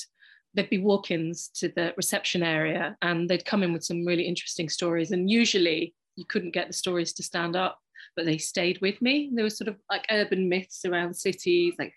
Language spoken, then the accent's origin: English; United Kingdom; I'm British Pakistani